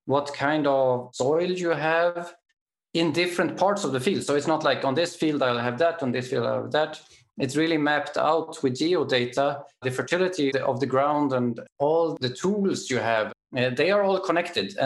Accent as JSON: {"language": "English", "country": "Sweden", "moved": "yes", "lives_now": "Germany", "said": "I'm from Sweden"}